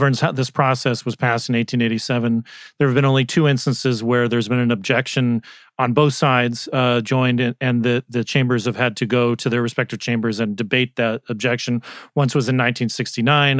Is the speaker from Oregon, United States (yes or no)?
no; Arizona, United States; my home state of Arizona